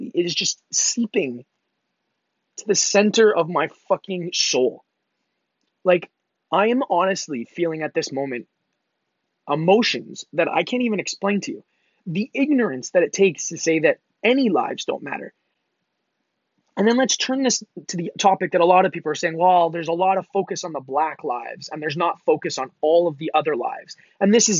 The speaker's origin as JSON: {"language": "English", "town": "Mississauga", "region": "Ontario", "country": "Canada", "tie": "born or raised there", "said": "I'm originally from and born and raised in Canada. I'm from Mississauga, just outside of Toronto, Canada"}